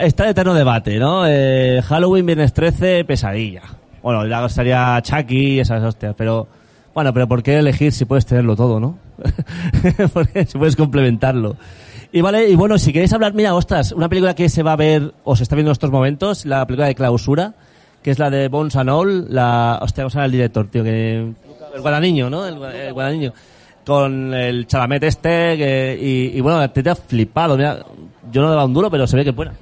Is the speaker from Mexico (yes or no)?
no; Region of Murcia, Spain; Soy murciano